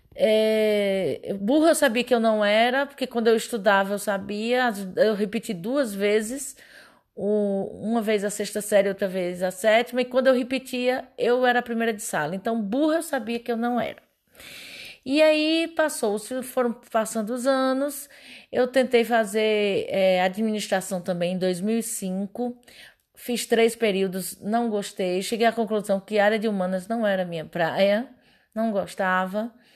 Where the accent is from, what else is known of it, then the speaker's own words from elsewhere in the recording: Pernambuco, Brazil; moved away as an adult; now in Goiás, Brazil; sou pernambucana.